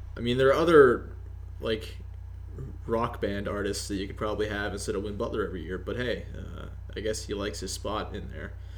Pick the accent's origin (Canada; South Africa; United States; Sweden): Canada